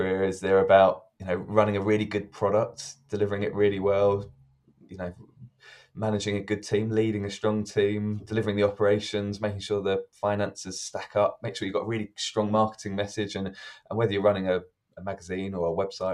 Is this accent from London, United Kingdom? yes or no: yes; London, United Kingdom; I grew up in South London.